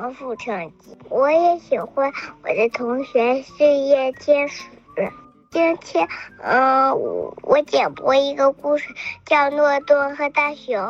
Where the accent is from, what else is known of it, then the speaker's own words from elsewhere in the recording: Beijing, China; 今年我三岁了，我来自北京。